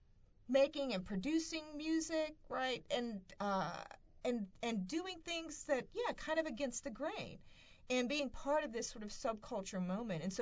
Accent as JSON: {"language": "English", "region": "the South", "country": "United States", "tie": "born or raised there", "said": "growing up in the South, and I'm particularly thinking about myself, what it means to come from a rural background"}